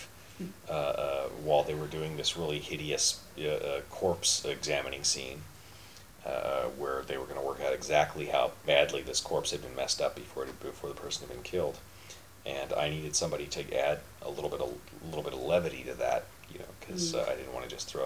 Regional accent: Kansas City, Missouri, United States; Which is my hometown

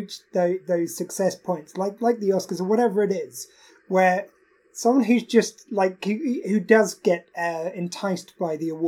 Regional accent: United Kingdom; As a British man

